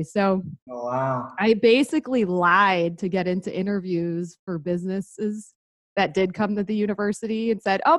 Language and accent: English; Detroit, Michigan, United States; now in Omaha, United States; I'm from the Detroit area, and now I live in Omaha, Nebraska, which is super random. But so grew up in Detroit area, pretty normal childhood